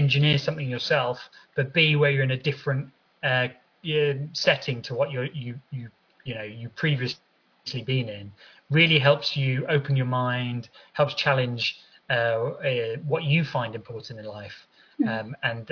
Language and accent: English; London, United Kingdom; So my childhood was in Southeast London. So born and raised in Southeast London.